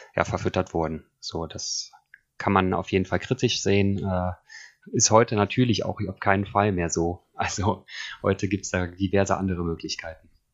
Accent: Cologne, North Rhine-Westphalia, Germany; also born or lived in Eifel; now in Bergisch Gladbach, Germany; momentan ist es Bergisch Gladbach, aufgewachsen in Köln und der Eifel.

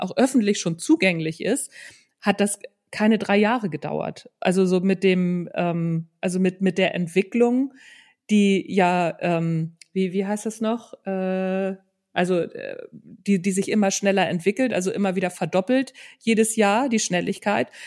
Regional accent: Northern Germany, Germany; Also ich komme ja aus Norddeutschland

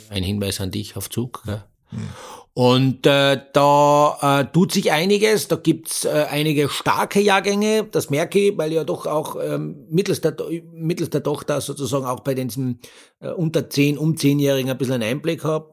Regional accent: Austria; bei uns in Österreich

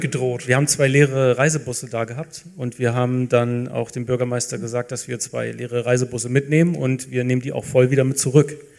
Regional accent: Lower Saxony, Germany; moved away as an adult; now in Franconia, Germany; Niedersachsen, ich bin zugereist, aber ich, wenn ich jetzt rechne, nächstes Jahr bin ich länger hier als in Niedersachsen.

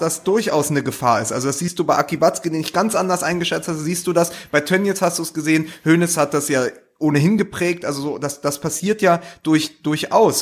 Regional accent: Berlin, Germany; ich auch als Berliner

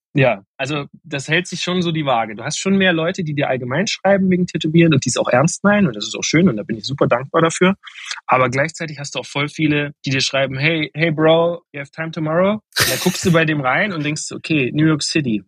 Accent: Meissen, Saxony, Germany; also born or lived in Dresden; ich komme aus Meißen ursprünglich, was ja aber dieselbe Region ist.

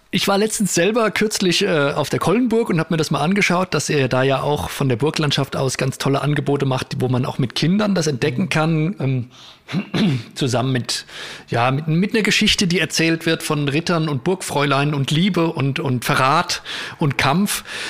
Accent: Spessart, Germany; bei uns im Spessart

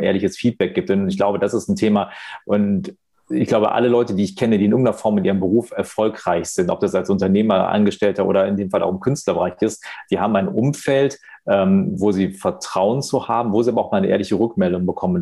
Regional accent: Wuppertal, North Rhine-Westphalia, Germany; in meiner Geburtsstadt in Wuppertal

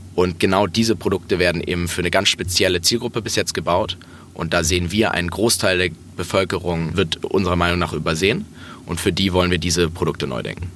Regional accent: Hamburg, Germany; Ich bin in Hamburg aufgewachsen

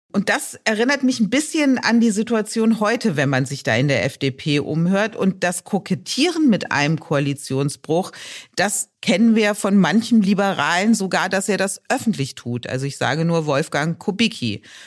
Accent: Rhineland, Germany; bin ich Rheinländerin

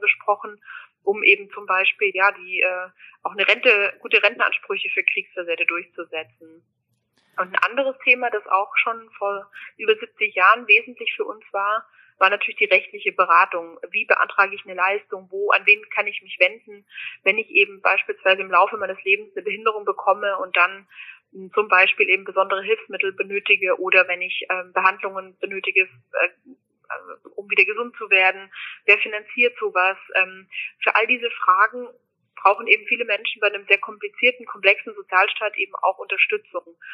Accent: Germany; am Fuße der Alpen aufzuwachsen. Meine Eltern wohnen am wunderschönen Bodensee

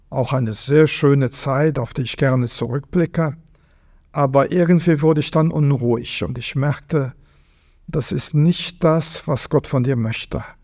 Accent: Vianden, Luxembourg; einem kleinen Burgstädtchen an der deutschen Grenze, einem riesigen Schloss, äh, drei Kirchen, Ringmauer.

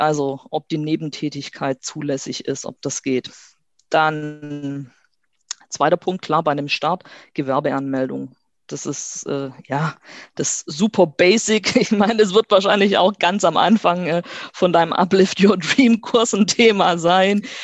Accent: Stuttgart, Baden-Württemberg, Germany; ich komme aus Stuttgart

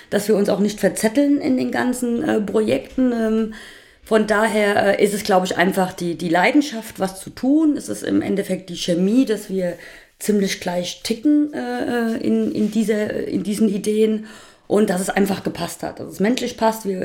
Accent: Hesse, Germany; Also ich bin gebürtige Rheingauerin. Ich bin äh, hier groß geworden

